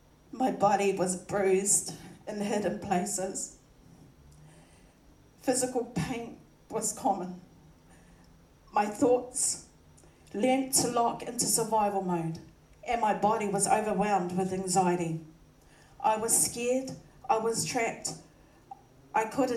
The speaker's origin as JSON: {"language": "English", "region": "Auckland", "country": "New Zealand", "tie": "born or raised there", "said": "I was born in New Zealand and raised by both my mum and dad. We lived in Glen Innes and Panmure in most of my childhood years."}